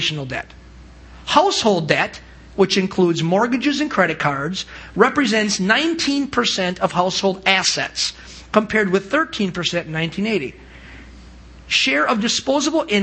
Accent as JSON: {"language": "English", "country": "United States", "also_born_or_lived": "Cambodia", "said": "as American Christians, born again"}